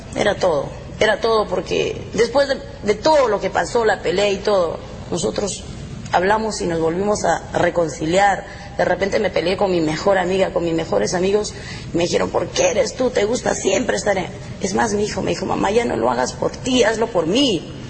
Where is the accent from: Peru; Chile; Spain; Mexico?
Peru; moved away; Cuyuchaca, que es la tierra mía